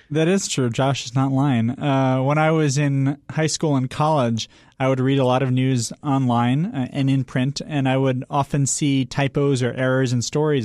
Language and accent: English; the Berkshires, Western Massachusetts, United States; moved away; I grew up in a town of seven thousand people